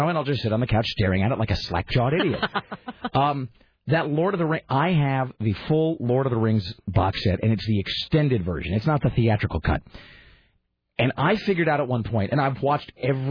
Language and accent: English; United States; as an American